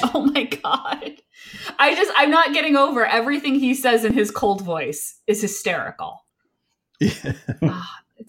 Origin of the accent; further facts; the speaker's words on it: Connecticut, United States; I grew up in the Northeast, I lived in Connecticut.